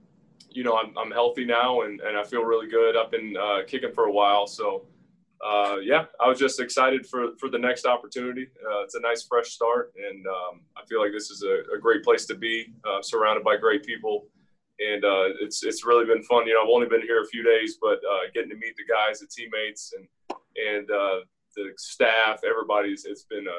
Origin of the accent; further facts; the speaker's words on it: Pensacola, Florida, United States; also born or lived in Scotland; I grew up in Pensacola. I mean, they're right next to each other. So, yeah, and both Scottish born. I lost my accent a long time ago